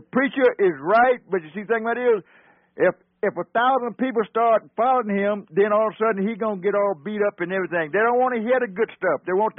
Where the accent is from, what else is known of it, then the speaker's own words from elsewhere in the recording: South Carolina, United States; now in Duluth, United States; I was born and raised in South Carolina. I'm a little older than he is. I was born in 1931. I was 14 when the war was, World War II was over.